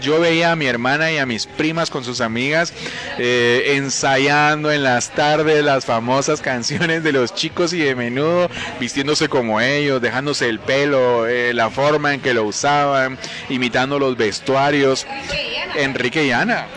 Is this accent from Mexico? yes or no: no; Guatemala; lo que necesitamos nosotros como guatemaltecos